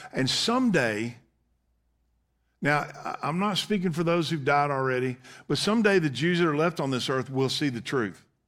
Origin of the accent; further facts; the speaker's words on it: United States; as of an American citizen